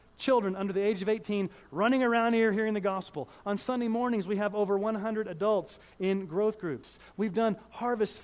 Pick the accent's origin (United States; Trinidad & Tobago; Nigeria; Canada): United States; Kansas City, Missouri; I was born in Kansas City, Missouri